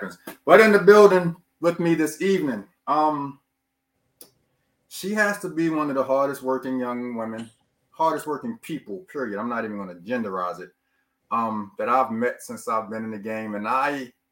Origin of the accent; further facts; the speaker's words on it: Baltimore, Maryland, United States; I'm from Baltimore.